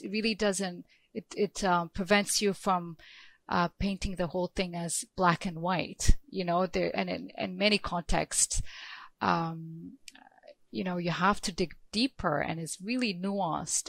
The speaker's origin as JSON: {"language": "English", "country": "Ethiopia", "said": "I'm from Ethiopia"}